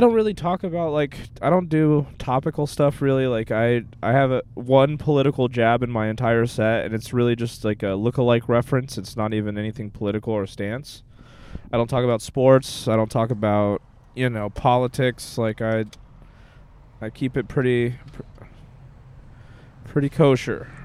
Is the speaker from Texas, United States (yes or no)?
yes; Texas, United States; also born or lived in Sao Paulo, Brazil; I was born somewhere else, and then I, when I was four years old, I moved to Texas.